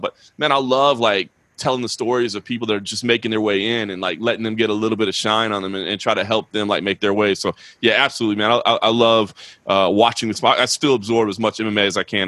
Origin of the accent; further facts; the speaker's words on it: Dallas, Texas, United States; I grew up in Dallas